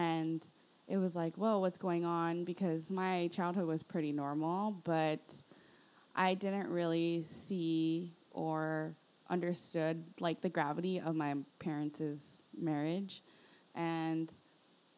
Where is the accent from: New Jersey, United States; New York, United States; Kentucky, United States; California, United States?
California, United States; Los Angeles; also born or lived in Northridge, Los Angeles; I was actually raised in Sylmar, in like the suburbs of Sylmar